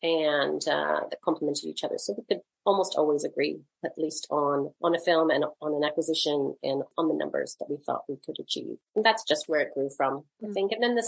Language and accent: English; Canada; also born or lived in Toronto, Canada / Vancouver, Canada; Yeah, I grew up in Canada, in different parts of Canada, mostly Toronto and Vancouver.